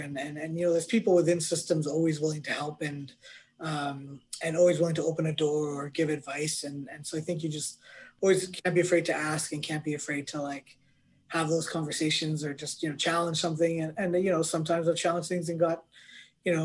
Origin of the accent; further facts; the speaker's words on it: Canada; as a Canadian